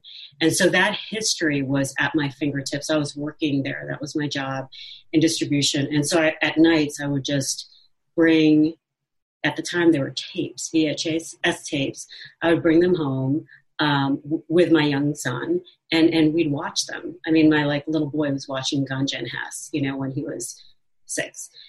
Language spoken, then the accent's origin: English; Cincinnati, Ohio, United States; I grew up in Ohio, in Cincinnati, which is a hugely conservative city.